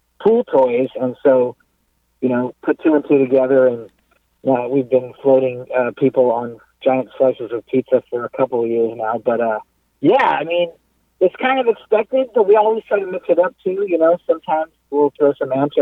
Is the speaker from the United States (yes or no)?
yes; Southern California, United States; As we say in Southern California